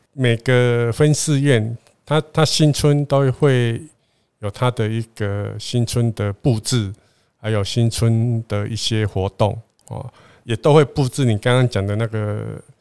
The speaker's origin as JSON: {"language": "Chinese", "region": "southern Taiwan", "country": "Taiwan", "said": "我们是南部人啊"}